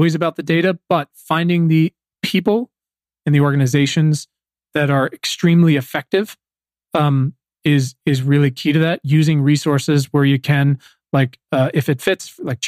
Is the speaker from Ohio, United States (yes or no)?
no; Virginia, United States; moved away as an adult; now in Los Angeles, United States; I come from Virginia, and my town is fairly well to do in parts, but in parts isn't. My schools were 60-70% African American